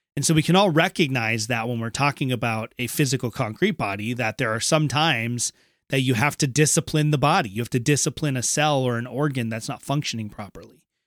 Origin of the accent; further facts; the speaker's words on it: Minnesota, United States; moved away; also born or lived in eastern United States; I'm from Minnesota originally, I went home to my, uh, what was my home church before I moved out east